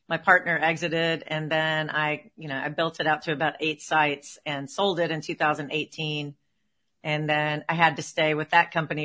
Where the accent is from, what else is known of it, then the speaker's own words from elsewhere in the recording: Nashville, Tennessee, United States; moved away; I am a Southern girl. I grew up in Nashville, Tennessee